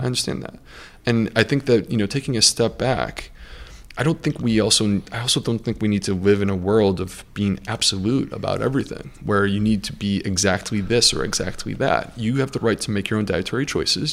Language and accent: English; United States; being American